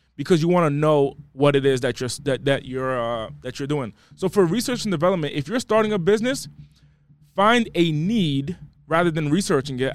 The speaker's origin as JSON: {"language": "English", "region": "East Coast", "country": "United States", "moved": "as an adult", "lives_now": "Los Angeles, United States", "said": "I'm from the East Coast. I just moved to L A."}